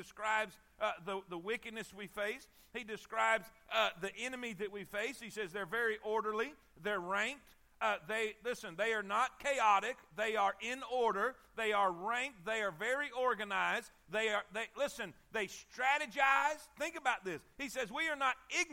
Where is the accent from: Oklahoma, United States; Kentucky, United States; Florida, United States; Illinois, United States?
Florida, United States; South; I'm from South Florida